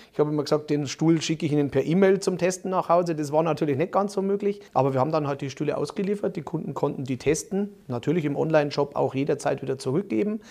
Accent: Munich, Bavaria, Germany; als Münchner

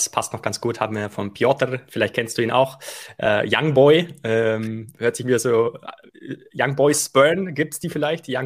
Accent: Bavaria, Germany; wir, wir sind ja beide äh, Allgäuer Jungs, ne?

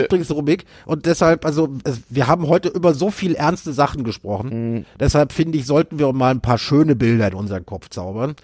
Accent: North Rhine-Westphalia, Germany; ich habe meine Kindheit in Nordrhein-Westfalen, also Kindheit und Jugend in Nordrhein-Westfalen ja, verbracht.

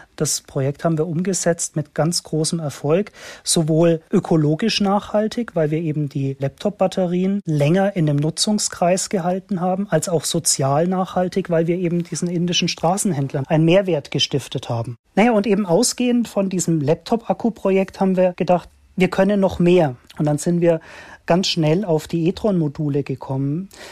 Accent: Germany

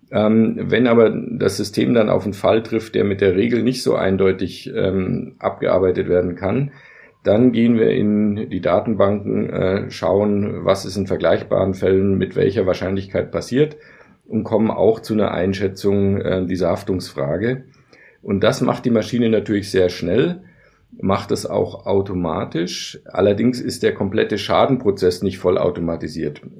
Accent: Bavaria, Germany; ich komme selber aus Bayern, dass man vielleicht lieber mit einem Bayern spricht

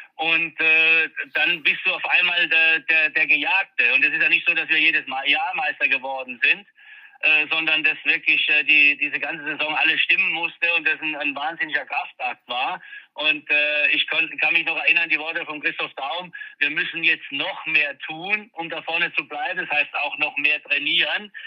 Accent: Mannheim, Baden-Württemberg, Germany; ist meine Heimatstadt, äh, da bin ich groß geworden, bin da geboren

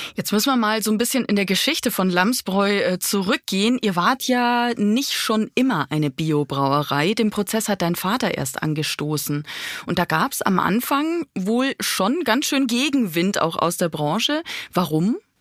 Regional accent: Bavaria, Germany; ich komme aus Bayern. Bei uns in Bayern

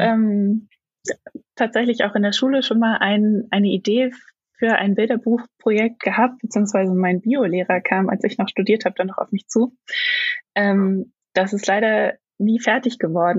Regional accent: Braunschweig, Lower Saxony, Germany; also born or lived in Stuttgart; now in Leipzig, Germany; aufgewachsen bin ich in Braunschweig

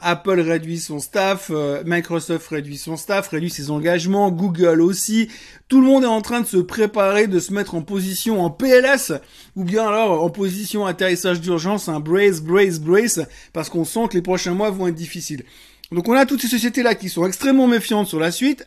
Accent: Switzerland; plus près de chez nous en Suisse

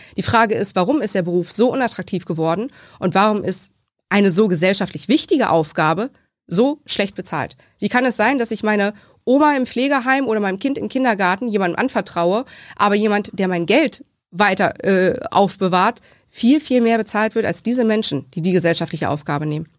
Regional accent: Laatzen, Lower Saxony, Germany; also born or lived in Hannover; ich komme aus Laatzen, ähm, bin dort geboren, beziehungsweise nicht geboren in Hannover, aber nur weil wir kein eigenes Krankenhaus in Laatzen haben, was Geburtstechnik vornimmt, mhm. ähm, bin immer in Laatzen aufgewachsen

